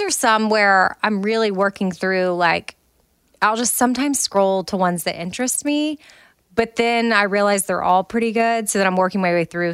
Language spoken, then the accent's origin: English; United States